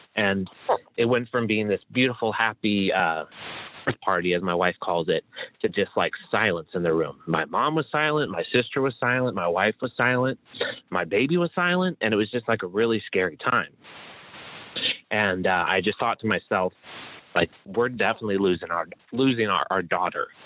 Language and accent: English; Chicago, Illinois, United States; I'm from Chicago where it's freezing all the time